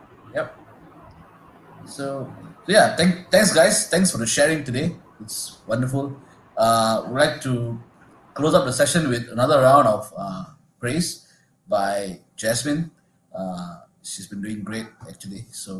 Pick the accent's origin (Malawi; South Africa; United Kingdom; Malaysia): Malaysia; Klang, Selangor; I think I come from Klang.